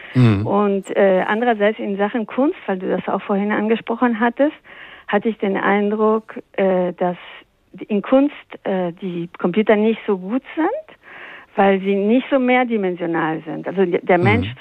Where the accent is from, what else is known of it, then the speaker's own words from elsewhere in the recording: Peru; accent: Spanish; German is a second language; moved away; ich bin in Peru aufgewachsen